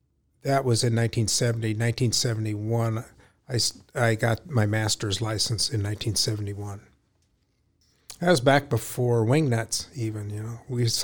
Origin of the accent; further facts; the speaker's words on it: Ames, Iowa, United States; I grew up in Ames. I was born here.